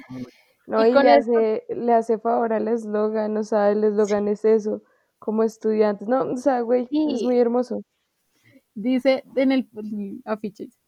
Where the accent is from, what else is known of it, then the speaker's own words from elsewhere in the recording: Colombia; nos sentimos nosotros como colombianos